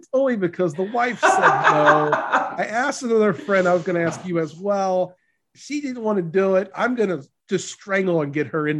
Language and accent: English; Louisiana, United States; I'm from Louisiana. We met in Kansas.